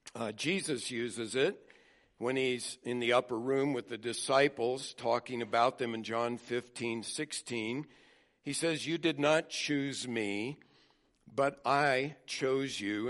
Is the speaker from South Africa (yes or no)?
no; United States; I was born in America as a white male